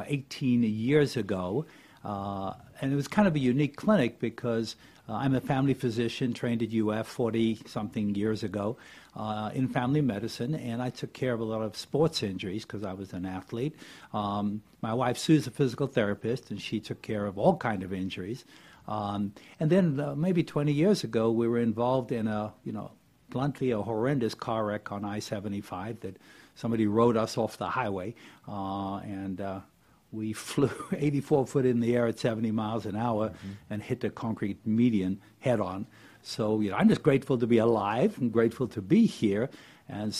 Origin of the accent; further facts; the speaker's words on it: Cape Town, Western Cape, South Africa; moved away as an adult; now in Gainesville, United States; I came from Cape Town, South Africa, which is where I grew up and went to medical school there